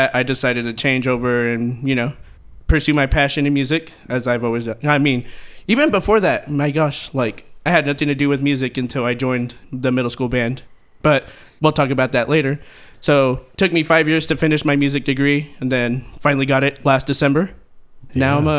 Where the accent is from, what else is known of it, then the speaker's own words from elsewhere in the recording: Odessa, Texas, United States; I am from Odessa, Texas. I lived here my whole life.